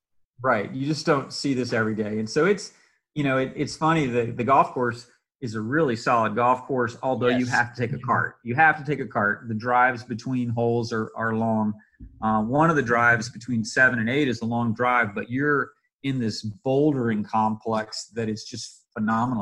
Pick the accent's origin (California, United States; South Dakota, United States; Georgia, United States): Georgia, United States; Atlanta; it's nice to work in my home state. We're working in Valdosta